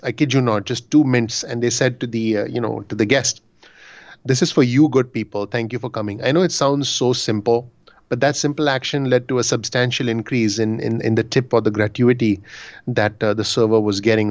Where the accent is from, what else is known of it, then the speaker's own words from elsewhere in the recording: Mumbai, Maharashtra, India; moved away as an adult; now in New Jersey, United States; I'm originally from Bombay, India